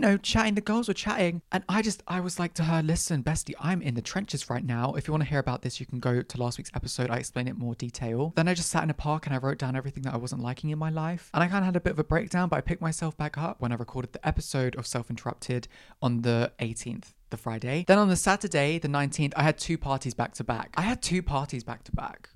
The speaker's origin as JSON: {"language": "English", "country": "Ireland", "said": "I'm also Irish"}